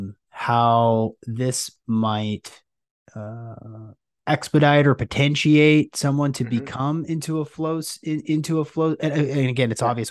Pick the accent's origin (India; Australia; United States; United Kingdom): United States; Seattle, Washington; I'm from Seattle